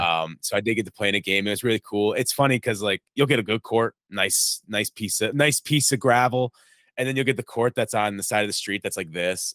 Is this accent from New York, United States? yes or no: yes; New York, United States; I'm from New York